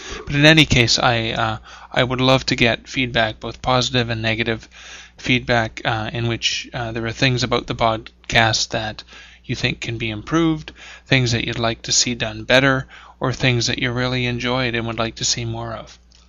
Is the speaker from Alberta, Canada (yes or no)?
no; Sudbury, Ontario, Canada; an author from Sudbury. Wow, an author from my hometown